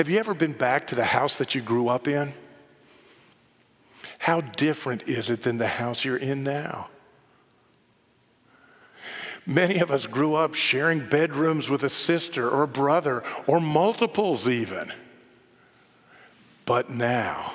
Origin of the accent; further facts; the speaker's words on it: Bible Belt, the South, United States; I grew up in the South in the Bible Belt